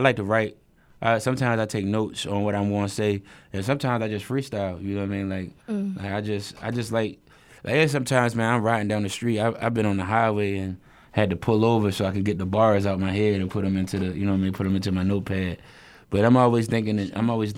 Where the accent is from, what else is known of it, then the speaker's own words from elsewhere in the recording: Baltimore, Maryland, United States; I'm from West Baltimore